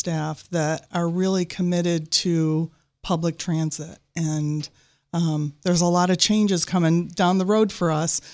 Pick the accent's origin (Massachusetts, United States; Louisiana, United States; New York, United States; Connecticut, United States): New York, United States; Lakewood; I grew up in Lakewood, New York, outside of Jamestown, New York